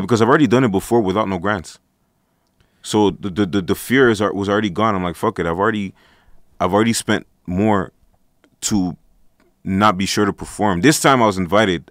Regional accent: Montreal, Quebec, Canada; I'm an artist. I'm from Montreal, Canada.

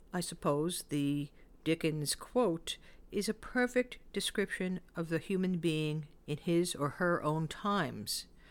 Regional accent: New York City, New York, United States; I used to hear a lot of Yiddish words when I grew up in the Bronx

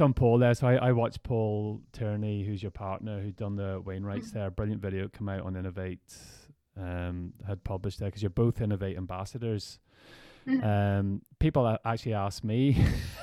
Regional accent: Ireland; It's great being Irish in those positions, like, because we really, like, the people are so proud of what people do. And it gave everybody back home an excuse

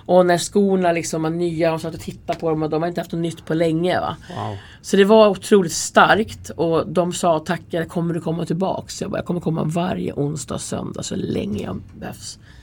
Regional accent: Färila, Gävleborg County, Sweden; moved away as an adult; also born or lived in Stockholm; jag kommer ifrån Hälsingland, från Färila. Jag är uppvuxen där eh, till jag var 18 och sen flyttade jag då till Stockholm till min pappa.

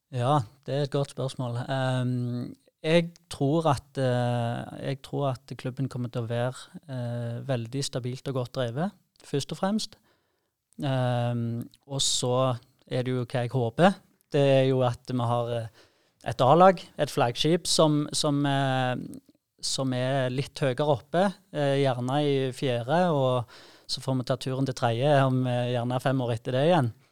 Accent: Sandnes and Jæren, Rogaland, Norway; fra Sandnes og, og Jæren, der vi kommer fra

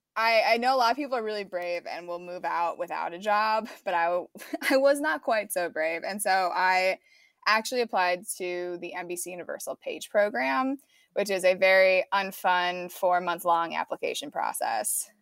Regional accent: Chicago suburbs, Illinois, United States; moved away as an adult; now in Los Angeles, United States; I'm from the Chicago suburbs, and I went to Northwestern for film

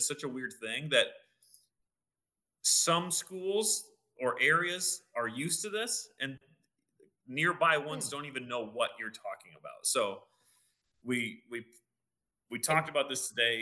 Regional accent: Morrison, Illinois, United States; growing up in Morrison, Illinois

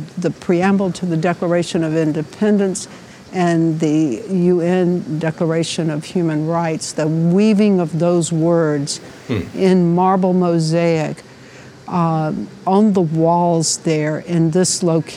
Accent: New York City, New York, United States; as a New Yorker

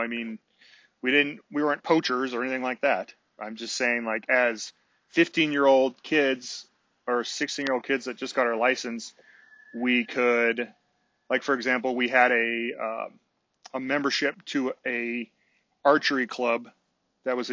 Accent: San Francisco Bay Area, California, United States; I grew up out on the West Coast in the San Francisco Bay Area.

